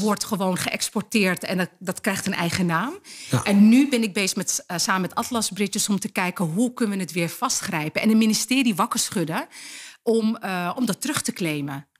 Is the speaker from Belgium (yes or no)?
no; Netherlands; Ik ben geboren en getogen in Nederland